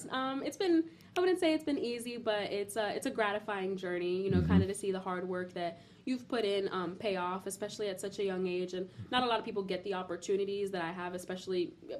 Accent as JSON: {"language": "English", "town": "Miami", "region": "Florida", "country": "United States", "tie": "born or raised there", "said": "I was born and raised in Miami, and there's just something about the Southern manners that I appreciate."}